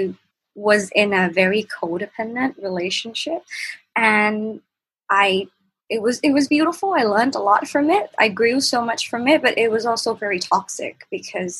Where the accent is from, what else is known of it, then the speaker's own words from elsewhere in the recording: Bangkok, Thailand; I'm from Bangkok, Thailand, and I'm 24